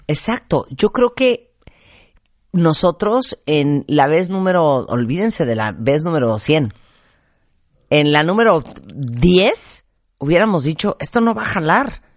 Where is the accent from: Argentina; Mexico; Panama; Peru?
Mexico